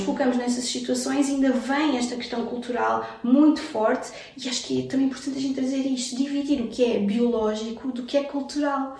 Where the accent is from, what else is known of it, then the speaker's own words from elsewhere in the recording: Portugal; also born or lived in Brazil; nasci no Brasil, vim para cá com 7 anos, então eu sou filha de imigrantes